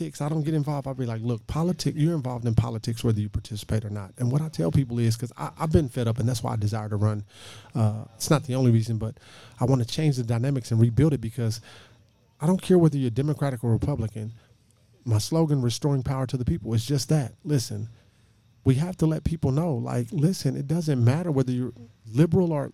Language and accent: English; United States; I was born in the United States, right? Then I'm an American